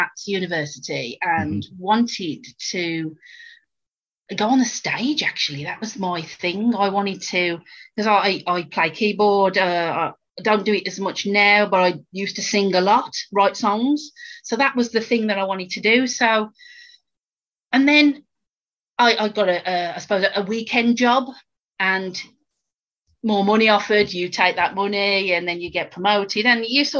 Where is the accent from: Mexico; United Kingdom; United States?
United Kingdom; West Midlands; I'm from the West Midlands